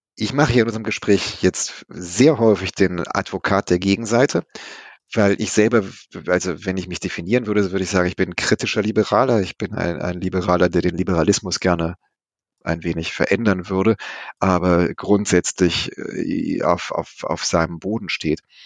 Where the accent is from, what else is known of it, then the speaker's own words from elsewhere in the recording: West Germany, Germany; Nun komme ich selber aus dem Westen